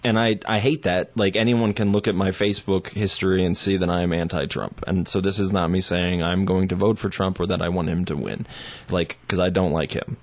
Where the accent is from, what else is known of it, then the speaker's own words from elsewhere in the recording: United States; also born or lived in Taiwan; an American who's lived overseas